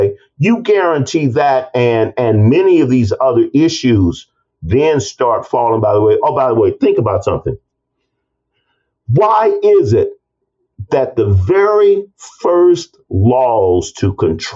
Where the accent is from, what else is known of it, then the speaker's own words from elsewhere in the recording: East St. Louis, Illinois, United States; That's my hometown.